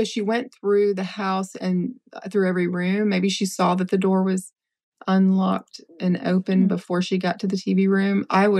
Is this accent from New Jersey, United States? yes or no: no; Tennessee, United States; I'm from Tennessee